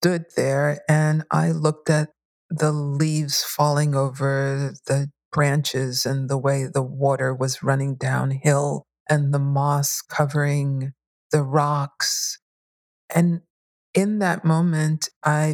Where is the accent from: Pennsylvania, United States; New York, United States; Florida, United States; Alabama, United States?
New York, United States; New York City; Not only did I grow up in New York, but I grew up in Bushwick, Brooklyn